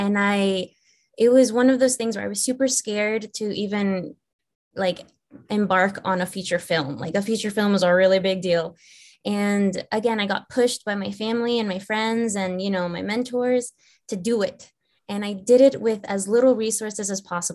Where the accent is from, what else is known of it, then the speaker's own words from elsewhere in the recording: Virginia, United States; moved away as an adult; also born or lived in Los Angeles; I'm actually from the East Coast, from Virginia, so not too far from you guys. And I moved to Los Angeles when I was 18 by myself